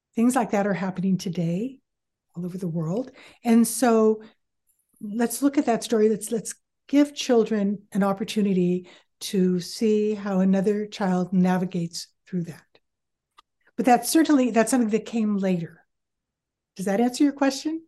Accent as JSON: {"language": "English", "town": "San Bruno", "region": "California", "country": "United States", "tie": "born or raised there", "moved": "yes", "lives_now": "Fresno, United States", "said": "I grew up in San Bruno"}